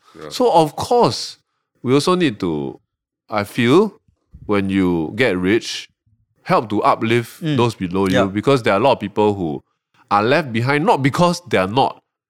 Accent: Malaysia; now in Singapore; okay, full disclosure, Malaysian. I'm a PR here.

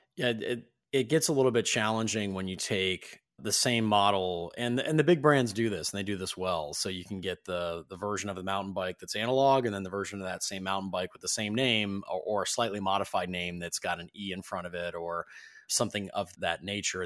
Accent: Ohio, United States; I grew up in Ohio

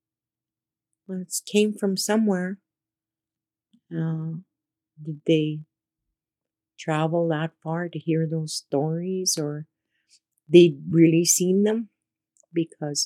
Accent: Sucker Creek Reserve, Alberta, Canada; I'm from Sucker Creek, Alberta Reserve

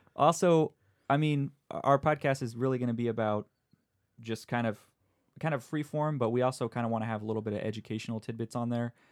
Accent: San Diego, California, United States; I'm from San Diego

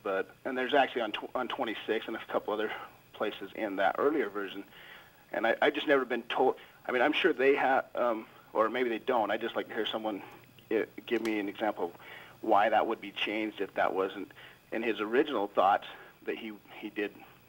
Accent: Utah, United States; the Mormon people I was born and raised in Utah.

